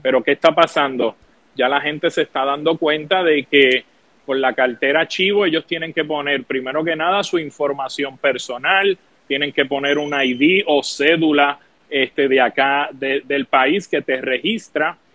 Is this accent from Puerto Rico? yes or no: yes; Puerto Rico